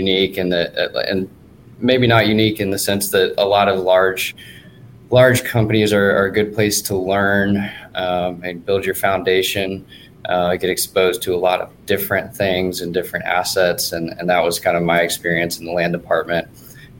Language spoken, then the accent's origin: English; Dallas, Texas, United States; I grew up in Dallas